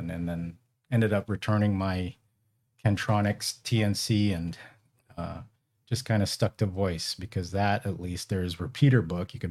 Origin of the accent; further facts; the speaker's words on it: California, United States; So uh, I'm originally from the Bay Area and um, moved to the Central Valley when I got married.